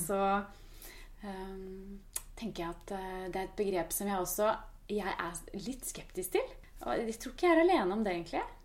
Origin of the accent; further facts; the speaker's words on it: Norway; som nordmenn